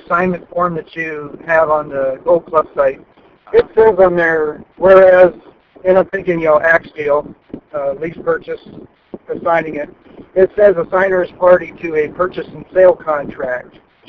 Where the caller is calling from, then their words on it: California, United States; Hi, Ron. It's …. I'm in California.